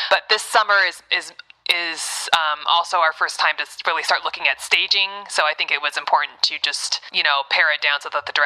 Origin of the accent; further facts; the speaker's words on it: Ann Arbor, Michigan, United States; also born or lived in New York / Texas / California / Boston; I'm from Ann Arbor, and then, Michigan. and then New York.